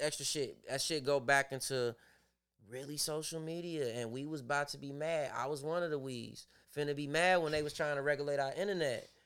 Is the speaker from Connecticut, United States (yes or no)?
no; Chicago, Illinois, United States; I grew up in that whole area